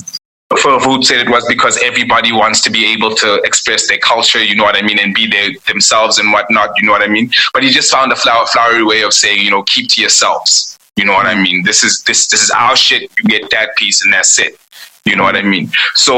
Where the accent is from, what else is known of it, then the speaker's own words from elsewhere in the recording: South Africa; I grew up in a place called Ferhanur.